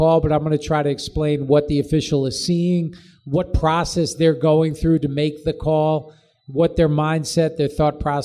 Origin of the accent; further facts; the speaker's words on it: New York, United States; I grew up in New York